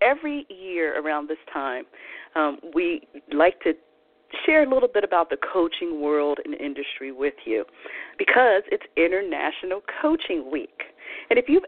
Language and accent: English; Philadelphia, Pennsylvania, United States; moved away as an adult; also born or lived in Mississippi; I'm originally from Philadelphia, Pennsylvania, not Mississippi. And I will, no matter where I live in the world, I will always call Philadelphia home